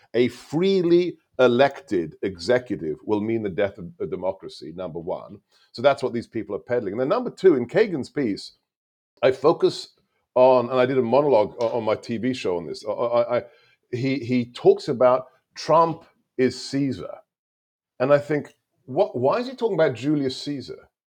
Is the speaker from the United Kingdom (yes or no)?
yes; United Kingdom; first language Hungarian; English is a second language; moved away as an adult; also born or lived in Hungary; now in United States; I was born and raised there